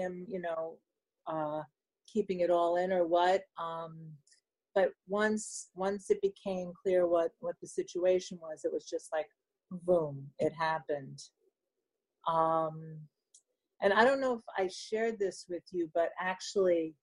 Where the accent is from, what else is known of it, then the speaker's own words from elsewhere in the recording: New York City, New York, United States; moved away as an adult; now in Rutherford, United States; I'm from Manhattan